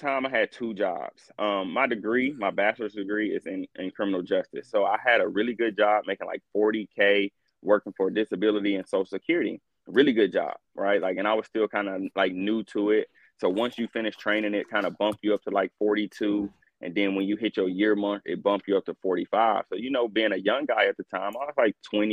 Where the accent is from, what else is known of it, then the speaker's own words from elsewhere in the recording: North Little Rock, Arkansas, United States; moved away as an adult; now in Maryland, United States; I'm from Arkansas, only lived in Arkansas my whole life